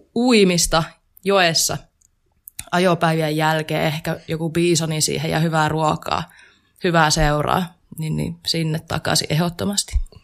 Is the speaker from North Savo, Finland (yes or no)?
yes; Kuopio, North Savo, Finland; moved away as an adult; now in Jyväskylä, Finland; mä tuun Kuopiosta. Ja siis se pitää aina mainita ensimmäisenä, koska mä oon hyvin ylpeä siitä, että mä oon pohjoissavolainen